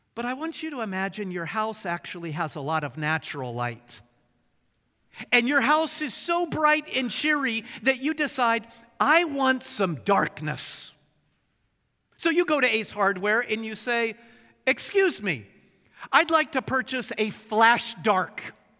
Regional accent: Bremerton, Washington, United States; also born or lived in Portland, Oregon; I grew up in Bremerton, and the street above ours was the legendary Candy Cane Lane. Nineteen years of enjoying Candy Cane Lane

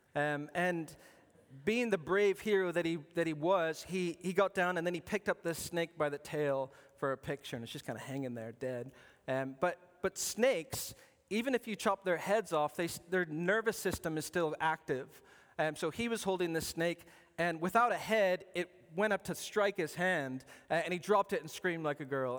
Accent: Arizona, United States; I was born in Arizona, and Arizona's a big desert

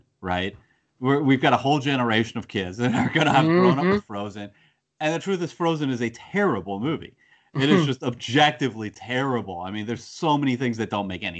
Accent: United States; I grew up with it as an American phenomenon.

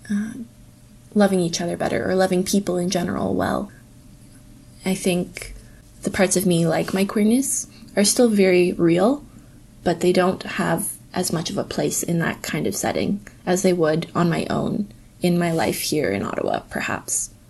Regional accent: Indonesia; also born or lived in Napanee, Canada; Growing up in Indonesia, home was wherever I was with my family. From there, I would say home evolved into the building that I grew up in, in Napanee.

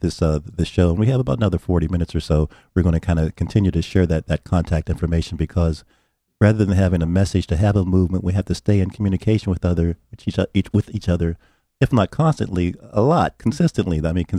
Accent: New Haven, Connecticut, United States; I grew up in the West Rock area.

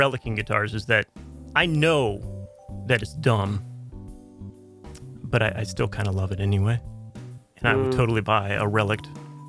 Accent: United States; I'm an American, so I do say Southampton.

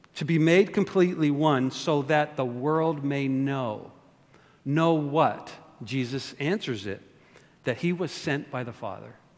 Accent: Canada; now in United States; I'm not only born and raised in Canada, but I'm a citizen of the United States of America.

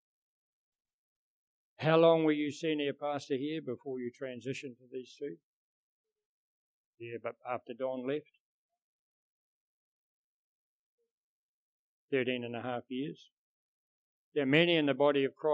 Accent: New Zealand; we're from New Zealand

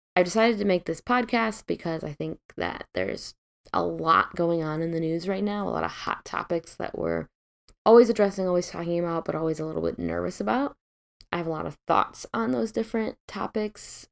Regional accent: Midwest, United States; now in West Coast, United States; I'm originally from the Midwest. I grew up in a relatively liberal town

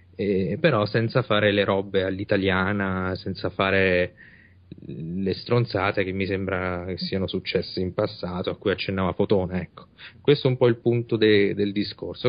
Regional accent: Italy; noi invece in Italia abbiamo il problema opposto, siamo un paese vecchio

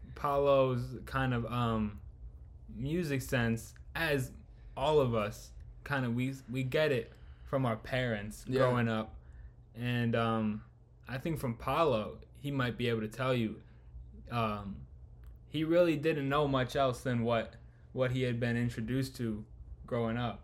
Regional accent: Chicago, Illinois, United States; born and raised in chicago

